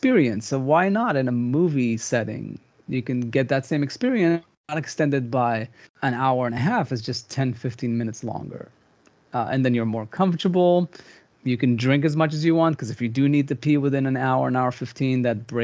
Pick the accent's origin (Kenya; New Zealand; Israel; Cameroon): Israel; moved away; I grew up in Israel